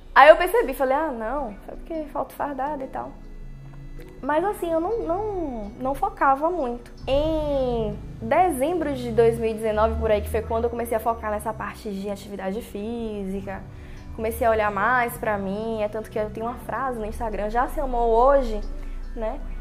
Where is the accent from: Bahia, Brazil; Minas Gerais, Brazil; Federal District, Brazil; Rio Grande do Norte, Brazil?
Bahia, Brazil; Itabuna; nasci em Tabuna. Tenho muitas memórias é, da minha infância né, em Tabuna